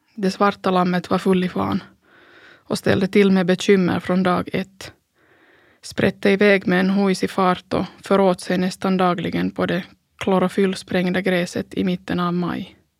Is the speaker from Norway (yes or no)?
no; Pargas, Southwest Finland, Finland; Söderläge i Strandäng hemma i Pargas